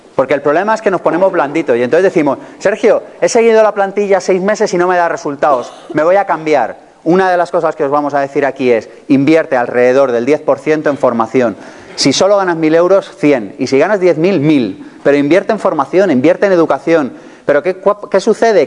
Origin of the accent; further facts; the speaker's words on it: Spain; somos españoles